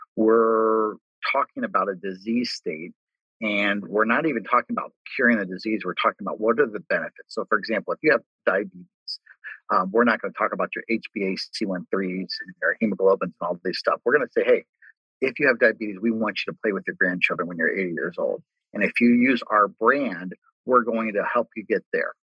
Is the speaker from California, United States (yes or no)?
no; Cincinnati, Ohio, United States; I grew up in Cincinnati, lived my entire life in Cincinnati